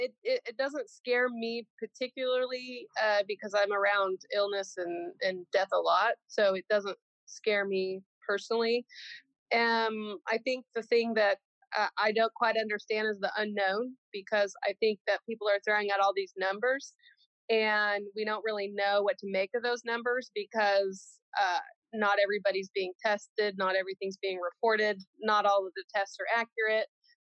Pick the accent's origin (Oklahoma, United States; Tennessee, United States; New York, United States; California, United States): Oklahoma, United States; I'm from the Pawnee Nation. I'm Skeety Band of the Pawnee Nation. We're originally from Nebraska, Kansas area.